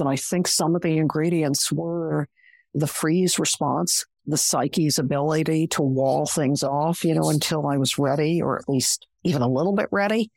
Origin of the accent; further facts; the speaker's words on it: Long Island, outside New York City, United States; I grew up outside of New York City in a middle class Long Island neighborhood